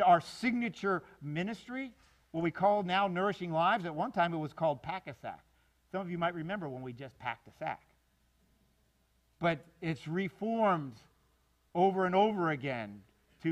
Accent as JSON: {"language": "English", "town": "Miami", "region": "Florida", "country": "United States", "tie": "born or raised there", "moved": "as an adult", "lives_now": "North Florida, United States", "said": "I grew up down in South Florida"}